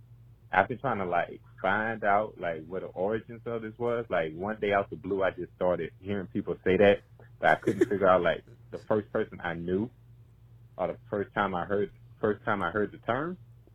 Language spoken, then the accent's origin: English; Gonzales, Louisiana, United States; I'm from Gonzales, Louisiana.